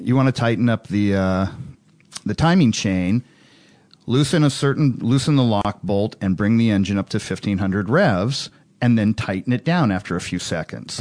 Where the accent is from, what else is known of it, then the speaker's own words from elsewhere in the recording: Hawaii, United States; growing up in Hawaii